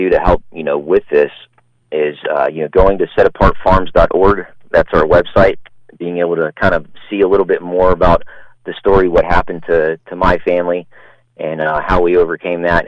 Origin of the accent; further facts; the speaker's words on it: Pasadena, Texas, United States; it's actually in Pasadena, Texas. That's my hometown